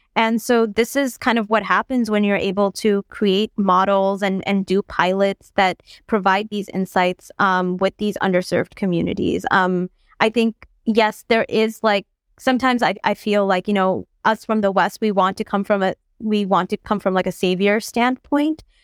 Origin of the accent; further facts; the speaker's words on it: Bangladesh; I'm from Bangladesh